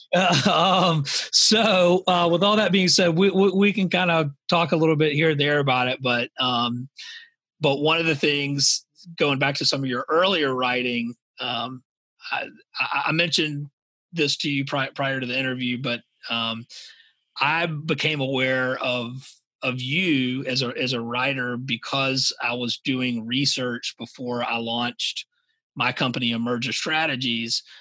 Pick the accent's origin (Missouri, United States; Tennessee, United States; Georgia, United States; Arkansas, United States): Georgia, United States; Savannah; moved away as an adult; also born or lived in the American West; was born and raised in Savannah, Georgia